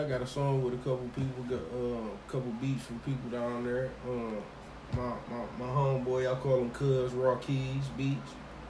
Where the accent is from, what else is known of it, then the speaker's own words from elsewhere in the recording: Detroit, Michigan, United States; Eastside, 6 Mile Grass, Detroit, man.